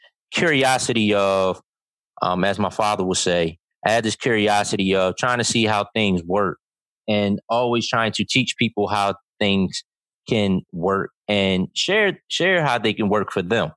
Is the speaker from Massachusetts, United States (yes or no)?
no; Philadelphia, Pennsylvania, United States; moved away; also born or lived in Delaware; I grew up in North Philadelphia